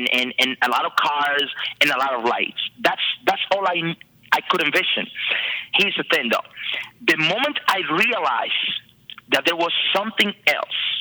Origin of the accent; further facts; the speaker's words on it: Dominican Republic; moved away; I am originally from the Dominican Republic